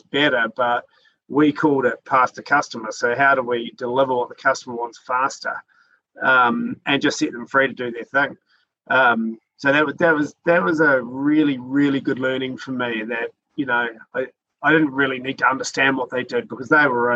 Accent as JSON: {"language": "English", "town": "Christchurch", "region": "Canterbury", "country": "New Zealand", "tie": "born or raised there", "also_born_or_lived": "Auckland", "said": "moved back to Christchurch, which is my hometown"}